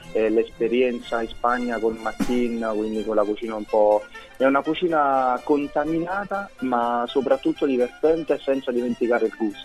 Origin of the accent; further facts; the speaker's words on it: Naples, Campania, Italy; essendo napoletano, e da buon napoletano